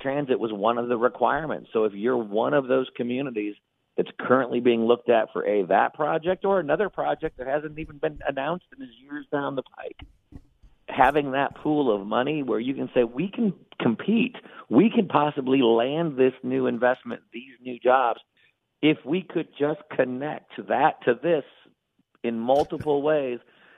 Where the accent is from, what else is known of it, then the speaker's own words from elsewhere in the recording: Indiana, United States; my home state of Indiana